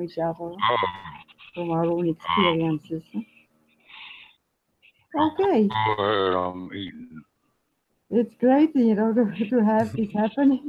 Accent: Austria; now in Victoria, Canada; I grew up in Austria, and so I still have a bit of an accent

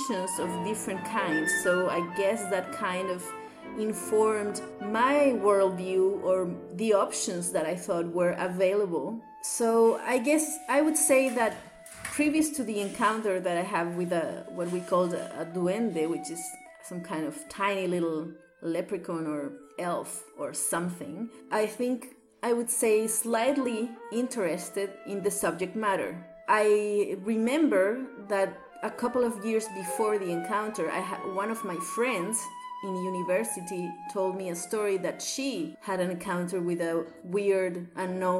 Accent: Santiago, Santiago Metropolitan, Chile; English is a second language; I am a South American girl, as you can perhaps tell by my accent. I was born and raised in Chile.

